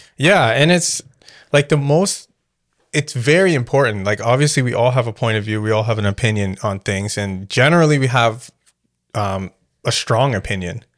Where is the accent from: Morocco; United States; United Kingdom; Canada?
Canada; I grew up, when you're growing up in Canada